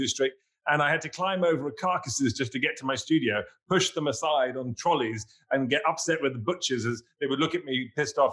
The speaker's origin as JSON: {"language": "English", "region": "England", "country": "United Kingdom", "tie": "born or raised there", "also_born_or_lived": "New York City", "moved": "as an adult", "said": "growing up in England, going to an English boarding school in the countryside"}